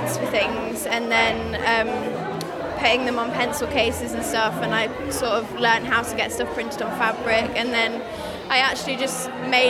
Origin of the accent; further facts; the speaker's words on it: Shropshire, West Midlands, United Kingdom; I'm an artist and designer from Shropshire